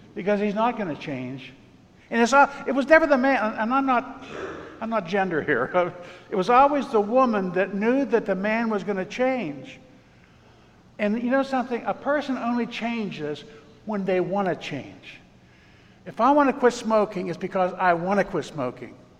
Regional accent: Pittsburgh, Pennsylvania, United States

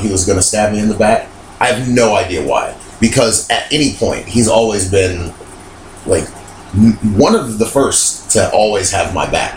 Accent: Las Vegas, Nevada, United States; moved away; my friends that I grew up with in Las Vegas, I've been friends with them for 18 years, 17 years

